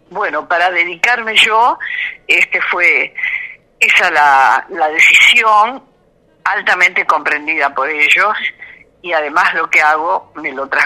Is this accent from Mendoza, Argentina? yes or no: yes; Mendoza, Argentina; no me tienen muy en cuenta, este, porque yo crecí en Mendoza.